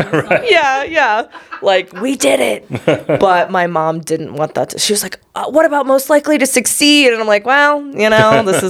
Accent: Cape Girardeau, Missouri, United States; moved away as an adult; also born or lived in Kentucky; now in Denver, United States; Technically, I was born in Kentucky and then my parents hopped over to Southeast Missouri.

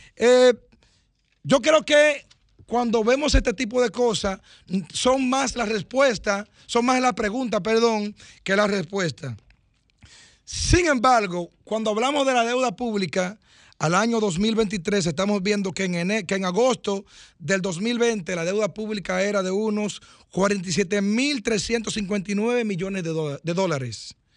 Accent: Cambita, San Cristóbal, Dominican Republic; en mi pueblo Cambita. Yo estoy esperando una llamada de Cambita también, que digan que todo está bien que yo conozco a todo el mundo

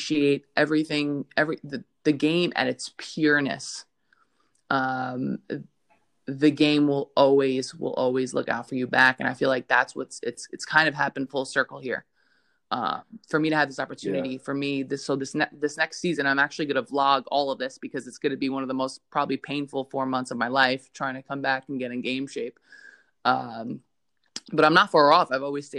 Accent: New York, United States; accent: Brooklyn; I grew up in Brooklyn, New York, in a very, very diverse neighborhood.

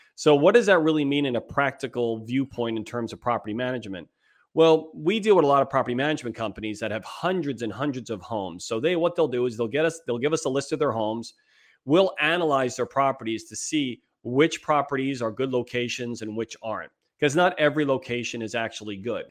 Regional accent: East Coast, United States; moved away as an adult; also born or lived in New York; now in San Diego, United States; We're both from the East Coast. We've been out here since two thousand two, out in beautiful San Diego, California

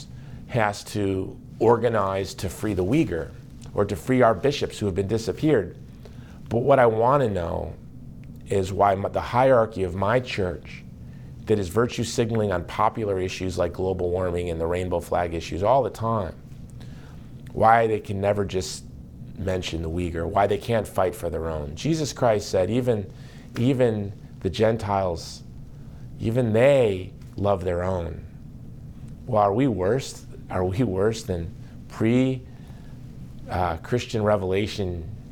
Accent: United States; I am an American lay Catholic in the United States

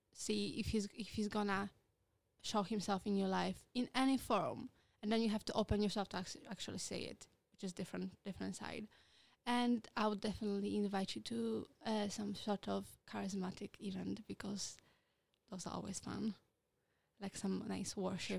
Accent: Poland; English is a second language; moved away as an adult; now in United Kingdom; I am from Poland. Uh, I am very proud to be Polish

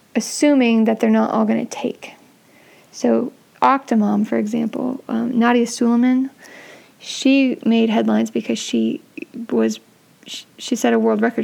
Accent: San Francisco, California, United States; I grew up in San Francisco

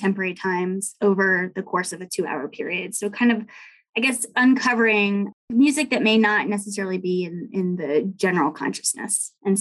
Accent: Washington, District of Columbia, United States; moved away as an adult; now in Jackson, United States; I'm actually originally from Washington, D.C. and grew up just outside the city

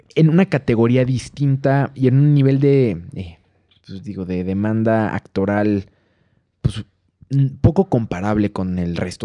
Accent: Mexico; nosotros como mexicanos

